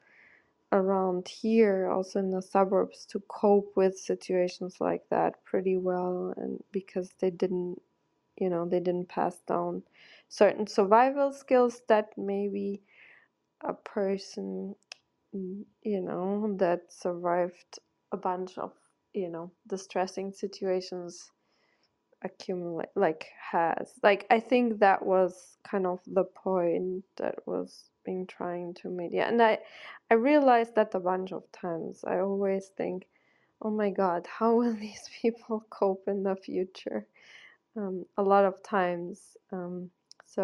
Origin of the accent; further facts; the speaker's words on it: Germany; now in United States; I grew up in Germany, quite industrialized